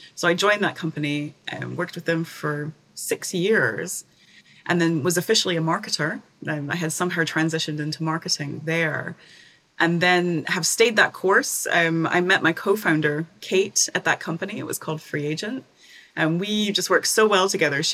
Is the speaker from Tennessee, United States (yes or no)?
yes; East Tennessee, United States; moved away as an adult; also born or lived in Edinburgh, Scotland; So I'm from Tennessee originally, the East Tennessee, the mountains, the Smoky Mountains of Tennessee